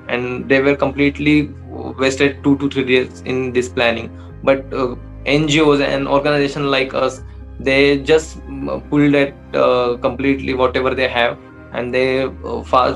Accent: Satara, Maharashtra, India; I'm from Satara, from Maharashtra.

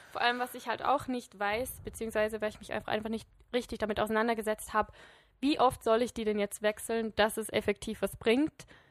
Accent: Switzerland; als Schweizer

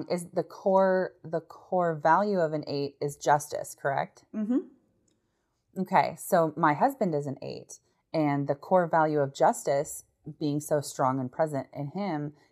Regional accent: United States; as an American

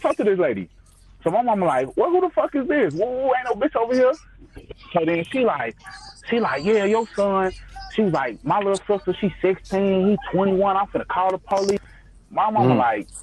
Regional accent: Chicago, Illinois, United States; I'm from Chicago

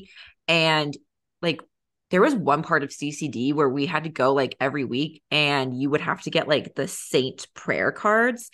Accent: San Diego, California, United States; moved away as an adult; I grew up in San Diego, so until college I lived in San Diego

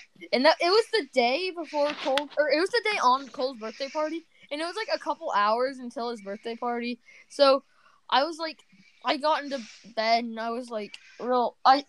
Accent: Australia; I'm Australian, but...

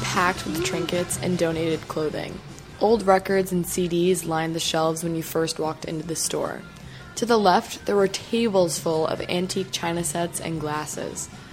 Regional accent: Saratoga Springs, New York, United States; moved away as an adult; also born or lived in Maryland; now in Potsdam, United States; Skidmore is in my hometown of Saratoga Springs

